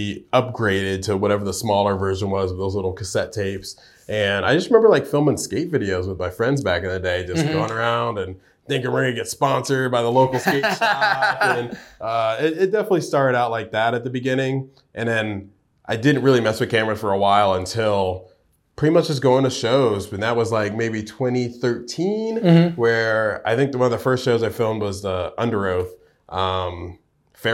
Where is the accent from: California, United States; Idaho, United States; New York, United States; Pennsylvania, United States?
New York, United States; now in Georgia, United States; I'd have to think pretty hard, but I'm originally from New York.